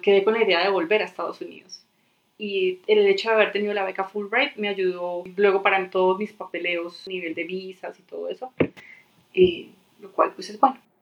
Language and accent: Spanish; Medellín, Antioquia, Colombia; moved away as an adult; now in Denver, United States; yo soy colombiana, nací en Medellín